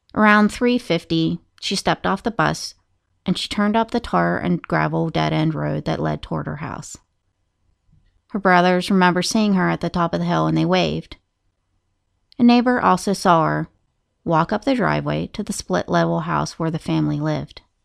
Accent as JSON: {"language": "English", "town": "Moundsville", "region": "West Virginia", "country": "United States", "tie": "born or raised there", "said": "Moundsville State Penitentiary, which is my hometown"}